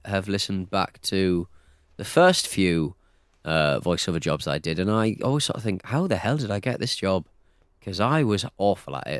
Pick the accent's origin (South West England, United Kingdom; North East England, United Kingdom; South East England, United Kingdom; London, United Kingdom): North East England, United Kingdom; accent: Northeast; I'm from the Northeast